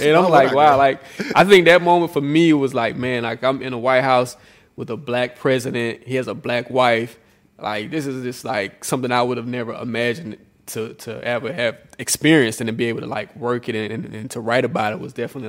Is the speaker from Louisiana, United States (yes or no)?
no; Atlanta, Georgia, United States; born and raised in Atlanta, an Atlanta native.